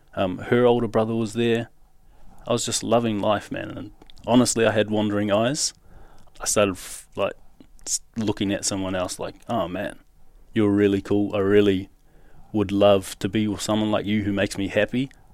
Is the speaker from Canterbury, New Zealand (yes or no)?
no; Auckland, New Zealand; moved away as an adult; now in Western Australia, Australia; I grew up in South Auckland, so that's in New Zealand